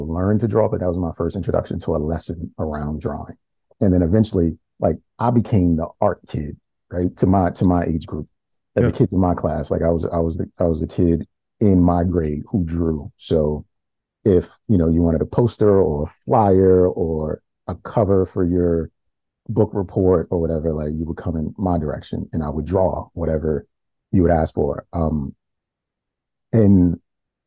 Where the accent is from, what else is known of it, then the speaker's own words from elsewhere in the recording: Baltimore, Maryland, United States; I'm from Baltimore, and I went to school in my neighborhood. I grew up in Cherry Hill